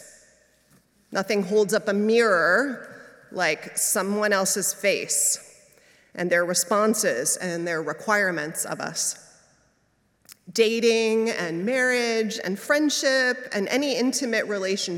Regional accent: New York, United States; now in San Francisco, United States; As a New Yorker

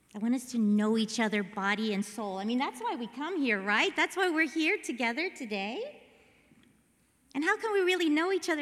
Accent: Mexico; I'm from Mexico

